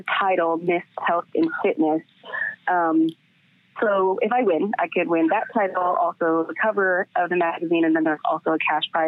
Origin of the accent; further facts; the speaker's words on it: Ashtabula, Ohio, United States; moved away as an adult; also born or lived in Cincinnati, Ohio; now in Los Angeles, United States; Originally from Ohio, very small town, Ashtabula, Ohio